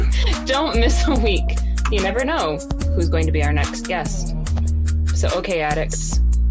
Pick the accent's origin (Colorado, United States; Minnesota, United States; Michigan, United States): Michigan, United States; We are both from Michigan. I'm actually north of the Saginaw area.